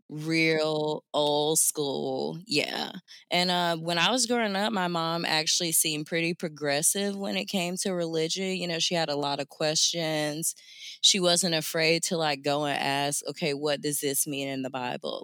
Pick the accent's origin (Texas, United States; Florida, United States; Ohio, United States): Florida, United States; Jacksonville; I grew up in the South, I'm from Jacksonville, Florida